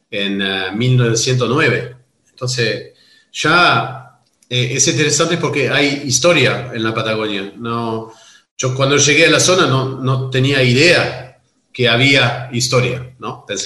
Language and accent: Spanish; Stellenbosch, Western Cape, South Africa; born there; also born or lived in Rustenberg; Y yo nací en Sudáfrica. Nací en una propiedad que se llama Rustenberg en Stellenbosch. Stellenbosch es el Mendoza